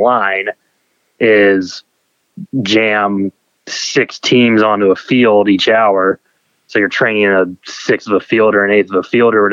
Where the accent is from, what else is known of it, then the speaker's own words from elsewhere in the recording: Columbus, Ohio, United States; moved away as an adult; now in Minneapolis, United States; I'm from Columbus, Ohio